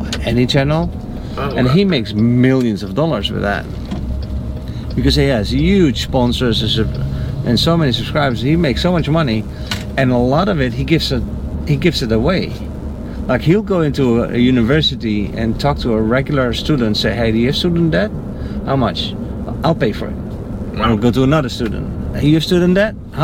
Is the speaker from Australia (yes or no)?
no; Netherlands; now in United States; the Netherlands